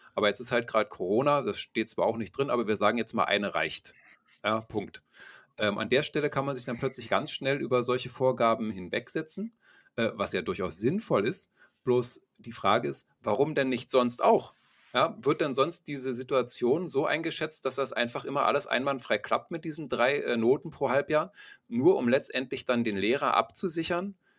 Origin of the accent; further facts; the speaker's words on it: Germany; bei uns in Deutschland